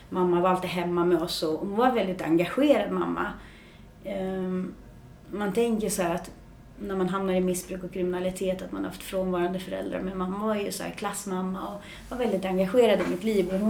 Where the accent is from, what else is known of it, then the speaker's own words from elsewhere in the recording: Märsta, Stockholm County, Sweden; jag kommer från Märsta, fem mil norr om Stockholm. Ehm, uppvuxen i en eh, bra familj på många sätt.